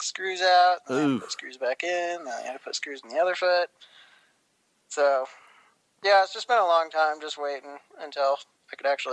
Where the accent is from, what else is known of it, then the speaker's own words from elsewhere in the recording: the Adirondacks, upstate New York, United States; moved away; I'm from upstate New York initially, so the Adirondacks.